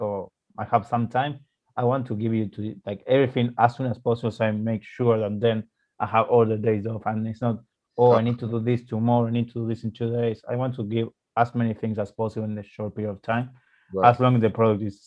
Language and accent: English; Argentina; moved away as an adult; in my city, in my hometown city. So I have or used to have an agency in Argentina